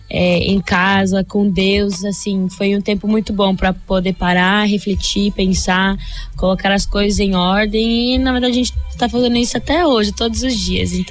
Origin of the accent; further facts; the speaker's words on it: New Jersey, United States; eu nasci em New Jersey. É, minha vida toda cresci no mesmo estado, é, mesma cidade.